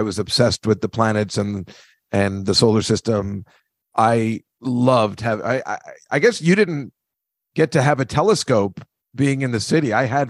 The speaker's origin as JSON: {"language": "English", "region": "New Jersey", "country": "United States", "tie": "born or raised there", "moved": "yes", "said": "even growing up in Jersey, we didn't get to see what they show in the movies"}